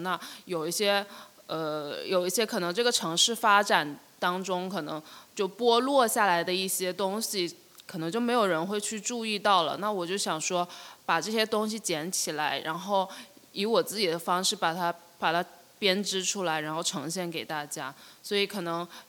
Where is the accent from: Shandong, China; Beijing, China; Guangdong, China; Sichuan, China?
Guangdong, China; Shenzhen; 我是，就是九一年，我，我是在深圳出生，然后我除了念，念书之外，绝大部分时间都一直在深圳